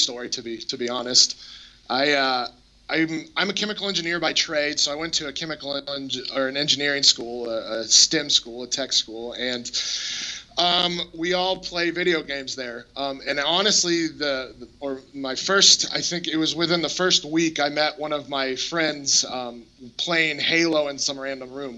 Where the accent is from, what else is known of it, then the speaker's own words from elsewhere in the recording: Colorado, United States; I grew up in Colorado